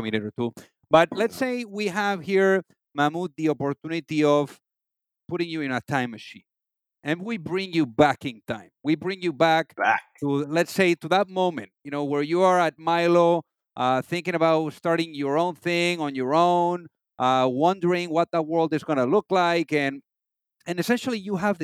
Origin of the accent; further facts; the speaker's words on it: Madrid, Community of Madrid, Spain; moved away; From Spain, from Madrid.